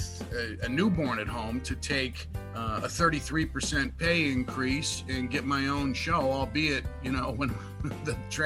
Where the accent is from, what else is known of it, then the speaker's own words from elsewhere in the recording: Hammond, Indiana, United States; That's at WJOB in Hammond, my hometown radio station